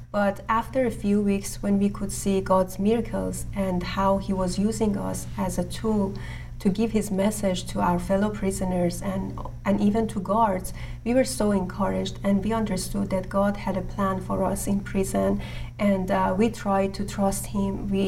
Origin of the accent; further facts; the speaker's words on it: Iran; I'm also from Iran